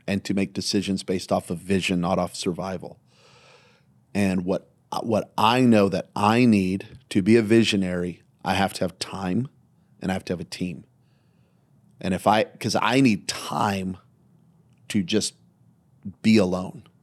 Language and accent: English; Belen, New Mexico, United States; now in Las Vegas, United States; I grew up in Belen, New Mexico, population seventeen hundred.